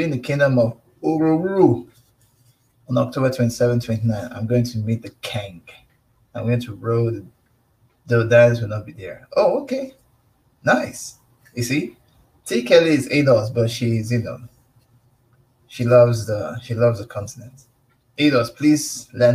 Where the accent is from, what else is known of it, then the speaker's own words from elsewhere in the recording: Nigeria; my country, Nigeria